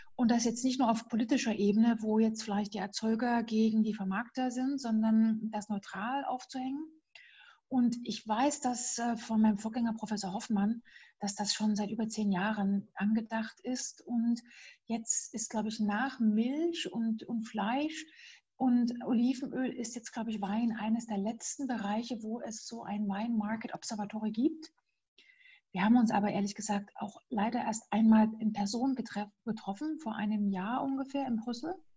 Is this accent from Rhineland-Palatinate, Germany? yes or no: no; Dresden area, Saxony, Germany; moved away; also born or lived in Kiel; ich komme ja aus der Dresdner Ecke